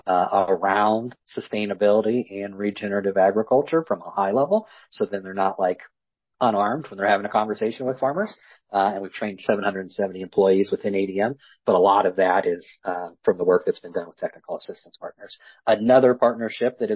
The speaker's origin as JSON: {"language": "English", "region": "West Central Illinois", "country": "United States", "tie": "born or raised there", "said": "I grew up in West Central Illinois, row crop, livestock farming"}